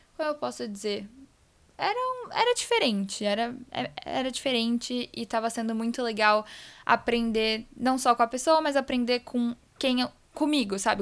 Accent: Vitória, Espírito Santo, Brazil; now in São Paulo, Brazil; Vitória, que é onde eu nasci, eu sinto que eles acabam conhecendo um pouquinho de mim também, porque eu carrego as raízes desse lugar muito forte em mim

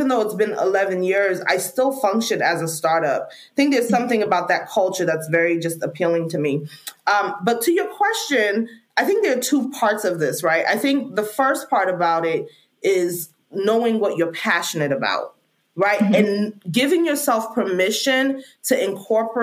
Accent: Freetown, Western Area, Sierra Leone; now in United States; I'm an immigrant from Sierra Leone, Freetown, Sierra Leone

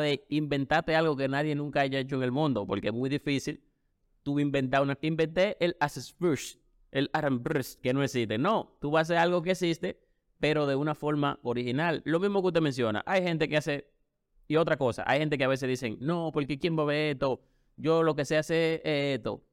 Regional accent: Dominican Republic

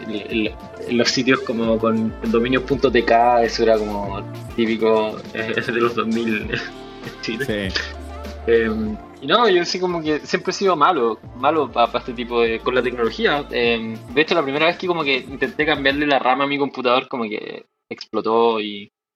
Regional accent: Rancagua, O'Higgins, Chile; moved away as an adult; now in Santiago, Chile; soy oriundo de Rancagua, nací en Rancagua

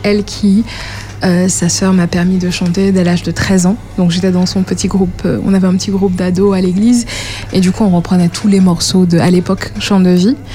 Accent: Guadeloupe; moved away; je suis guadeloupéenne

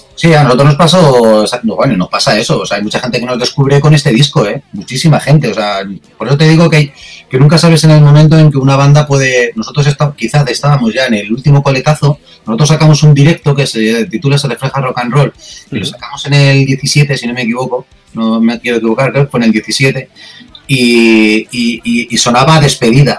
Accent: Spain; somos los españoles

